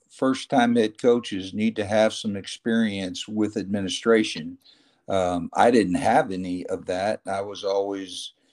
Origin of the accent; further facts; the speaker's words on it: Florida, United States; born there; also born or lived in Dallas; I was born in Florida and down the Everglades